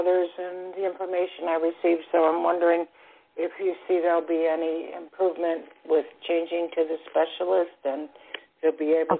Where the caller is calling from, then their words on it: Florida, United States; I'm calling from Florida.